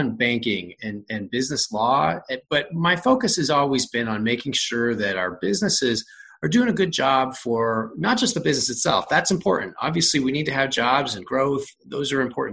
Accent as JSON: {"language": "English", "town": "West Valley City", "region": "Utah", "country": "United States", "tie": "born or raised there", "said": "I grew up in West Valley City"}